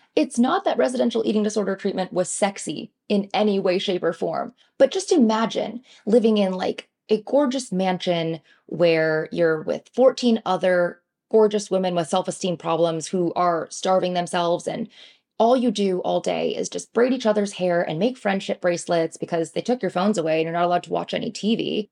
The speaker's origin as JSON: {"language": "English", "region": "Michigan", "country": "United States", "tie": "born or raised there", "moved": "as an adult", "lives_now": "New York City, United States", "said": "I grew up in Michigan with a Chinese immigrant father and a white mother"}